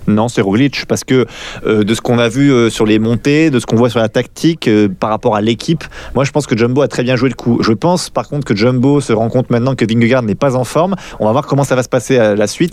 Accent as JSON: {"language": "French", "country": "France", "said": "quand on est français"}